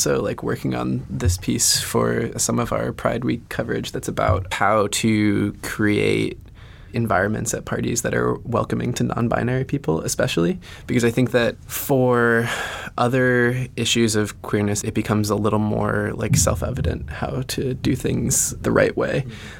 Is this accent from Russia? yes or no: no; the South, United States; I grew up in the South.